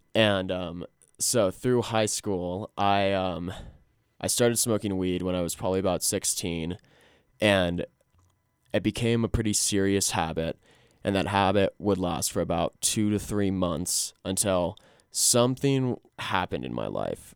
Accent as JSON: {"language": "English", "town": "Glenwood Springs", "region": "Colorado", "country": "United States", "tie": "born or raised there", "lives_now": "Fort Collins, United States", "said": "I'm from Glenwood Springs. I'm from the Roan Fork Valley. Lived here all through the first eighteen years of my life"}